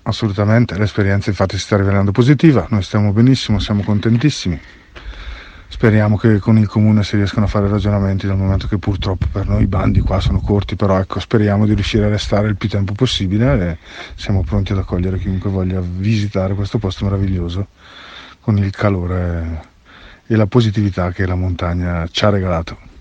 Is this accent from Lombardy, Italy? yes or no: yes; Pisogne, Lombardy, Italy; sono nato nel, al, qua, ai piedi di questa montagna, sono di Bisogna